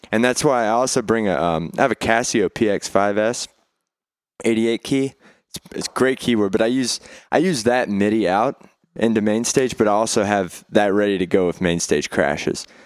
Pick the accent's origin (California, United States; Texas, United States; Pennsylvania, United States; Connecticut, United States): Texas, United States; Beaumont; I'm from Beaumont, Texas, and I was playing, uh, all around town